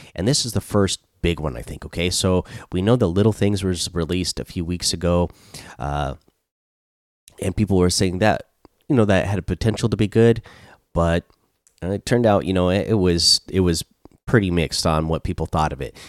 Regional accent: Seattle, Washington, United States; I'm from Seattle

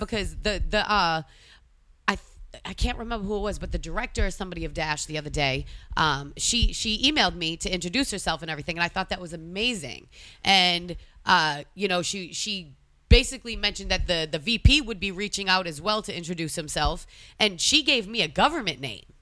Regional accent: Boston, Massachusetts, United States; moved away as an adult; now in Florida, United States; I'm from Boston

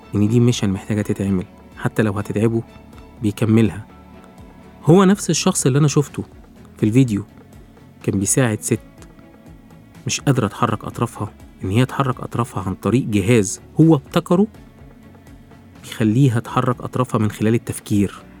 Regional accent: Egypt; نفخر إن إحنا كمصريين

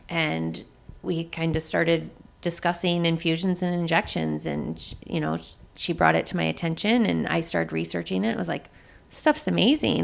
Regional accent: Jackson, Michigan, United States; moved away as an adult; I am originally from Jackson, Michigan, which is about eighty miles south of here.

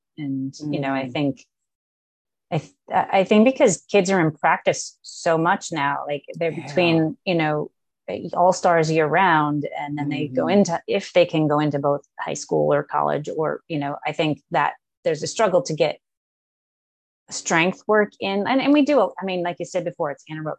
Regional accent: United States; where do we Americans fit in the world

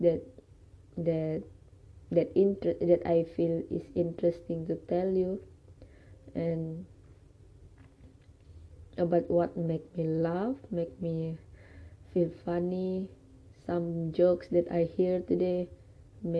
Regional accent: Sabah, Malaysia; I study in UPSI and I am genuinely from Sabah

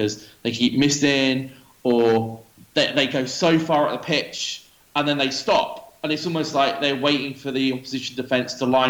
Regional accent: New Forest, South East England, United Kingdom; moved away as an adult; also born or lived in Kuwait; now in Dubai, United Arab Emirates; I'm originally from the New Forest, which is in between Southampton and Bournemouth

